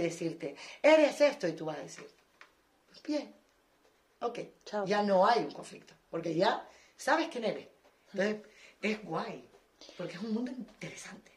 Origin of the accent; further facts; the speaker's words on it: Canary Islands, Spain; moved away; yo, por ejemplo, que vengo de Canarias, que solo había jazz